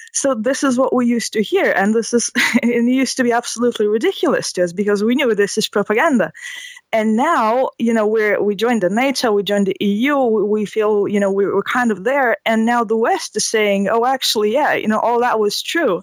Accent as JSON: {"language": "English", "country": "Lithuania", "tie": "born or raised there", "said": "we're from Lithuania"}